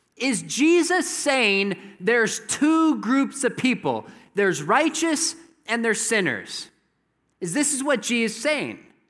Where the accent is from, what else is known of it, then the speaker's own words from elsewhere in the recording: Southern California, United States; moved away; I'm from Southern California